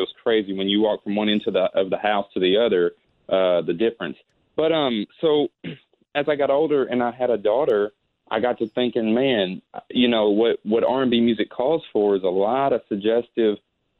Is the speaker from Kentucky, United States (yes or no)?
yes; Henderson, Kentucky, United States; I'm from Henderson, Kentucky.